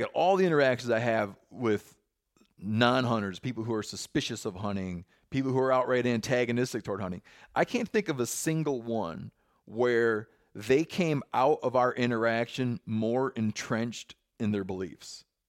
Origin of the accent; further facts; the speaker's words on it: Michigan, United States; moved away; I didn't become cognizant of the divide until I grew, till I left where I grew up in Western Michigan.